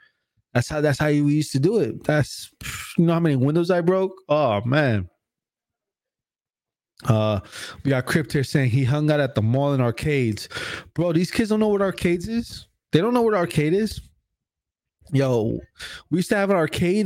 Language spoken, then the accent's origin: English; Newark, New Jersey, United States; I'm from Newark, New Jersey, so we used to have this big skating ring